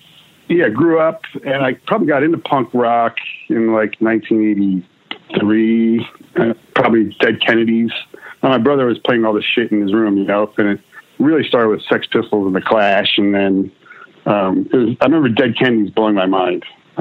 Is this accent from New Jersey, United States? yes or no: yes; New Jersey, United States; I grew up in the Jersey suburbs, really.